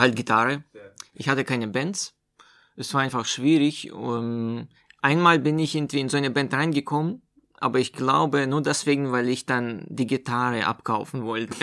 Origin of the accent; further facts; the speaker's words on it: Omsk, Omsk Oblast, Russia; also born or lived in Meerane, Germany; now in Chemnitz, Germany; das ist in Russland-Verhältnissen nahe der Stadt Omsk, wo ich herkomme.